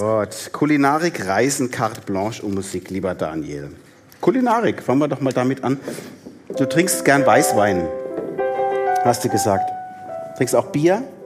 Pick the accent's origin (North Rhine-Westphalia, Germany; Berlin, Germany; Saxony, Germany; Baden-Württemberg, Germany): Baden-Württemberg, Germany; also born or lived in Palatinate (Neustadt); now in Neustadt an der Weinstraße, Germany; mich als gebürtiger Badener